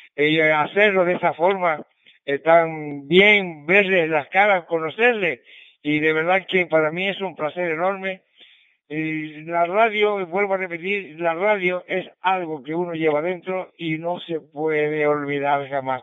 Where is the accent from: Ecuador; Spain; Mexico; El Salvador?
Spain; San Sebastián de La Gomera, Canary Islands; me mandaron para San Sebastián de la Gomera. Así es que me mandaron para mi tierra.